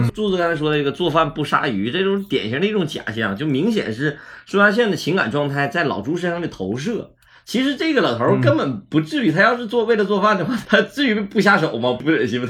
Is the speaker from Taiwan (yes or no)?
no; Northeast China, China; accent: Northeastern (Dongbei); 东北话语言里头就经常没有主谓宾